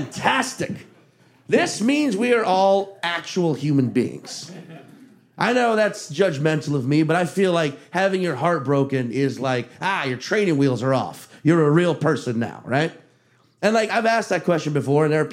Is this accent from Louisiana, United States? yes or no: yes; Chalmette, Louisiana, United States; also born or lived in Slidell, Louisiana; I grew up in Chalmette, Louisiana